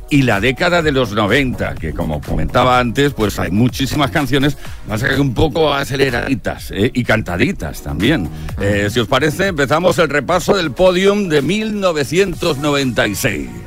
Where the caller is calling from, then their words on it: Las Palmas, Canary Islands, Spain; de Las Palmas.